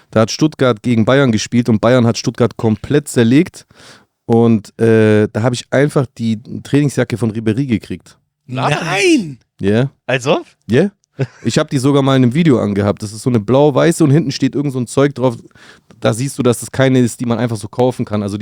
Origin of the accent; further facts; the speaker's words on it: Brindisi, Apulia, Italy; weil die in Brindisi, meiner Heimatstadt, gespielt haben mit der U21